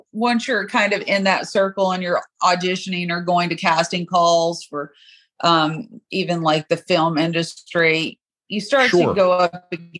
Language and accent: English; Knoxville, Tennessee, United States; moved away; I'm from Knoxville, Tennessee, originally.